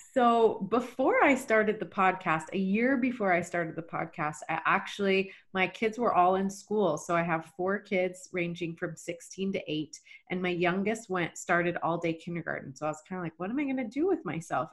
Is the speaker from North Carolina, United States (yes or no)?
no; Texas, United States; moved away as an adult; also born or lived in Rexburg, Idaho / Boise, Idaho; was born and raised in Texas